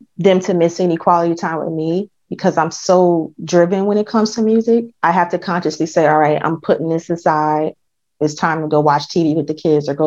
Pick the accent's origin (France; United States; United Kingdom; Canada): United States; New Jersey; I'm from New Jersey